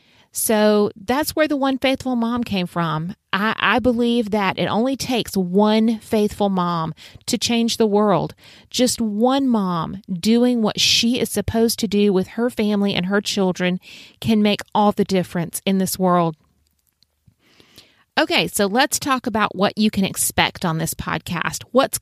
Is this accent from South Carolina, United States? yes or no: yes; South Carolina, United States; I was born and raised in the Lowcountry of South Carolina.